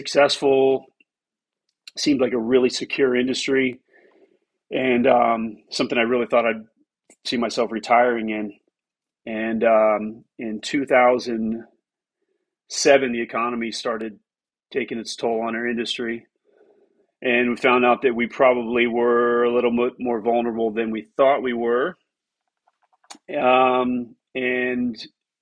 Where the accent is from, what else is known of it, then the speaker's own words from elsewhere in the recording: Miami, Florida, United States; moved away as an adult; also born or lived in Tampa, Florida / Western North Carolina / East Tennessee; born in Miami in 1976